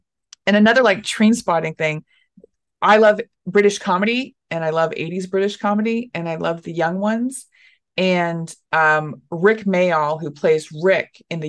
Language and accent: English; Dallas, Texas, United States; No, I am a Portland comic, but I'm from Texas. I am from Dallas, Texas.